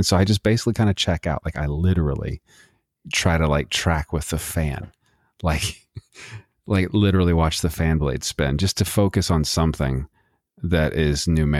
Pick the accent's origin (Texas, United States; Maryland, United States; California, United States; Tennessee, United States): Texas, United States; And we're both from Texas, both from the nasty, dirty desert of Texas.